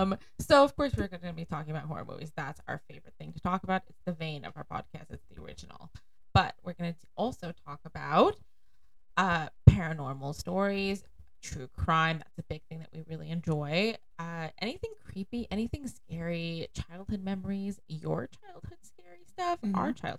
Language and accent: English; New York City, New York, United States; moved away as an adult; now in Long Island, United States; I am originally from Brooklyn, but moved to Long Island about 7 years ago.